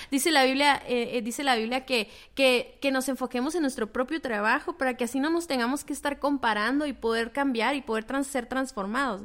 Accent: Mexico; el trasfondo cultural que tenemos todos como mexicanos

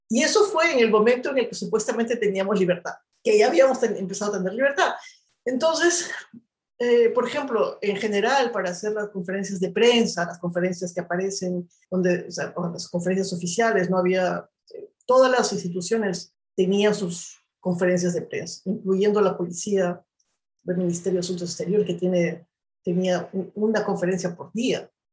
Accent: Ayacucho, Peru; moved away as an adult; also born or lived in China; desde mi experiencia como peruana, además desde las cosas que yo he vivido en el Perú, porque yo estudié en la universidad en el Perú

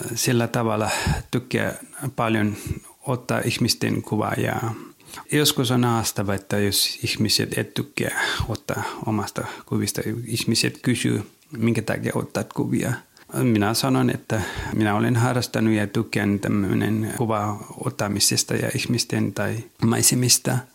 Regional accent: Nepal; Finnish is a second language; now in Finland; Olin kotoisin Nepalista

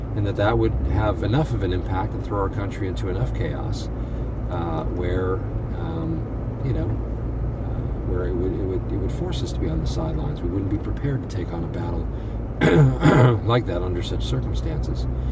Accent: United States; I'm an extremely thankful American

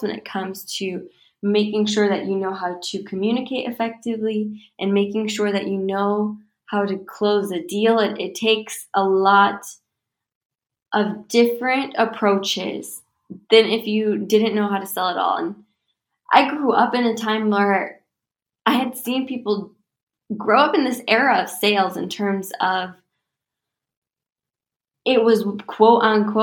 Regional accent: United States; I'm American

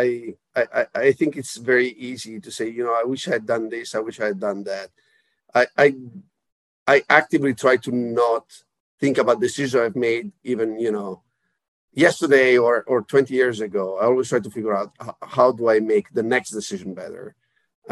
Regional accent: Italy; moved away; I'm originally from Italy

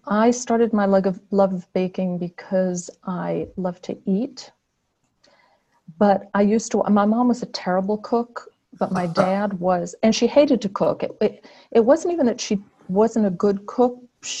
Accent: Virginia, United States; born there; I was born in Virginia. Because my dad worked for what was NASA before it was NASA, which was based in Newport News, Virginia, at or near the Navy base, I guess.

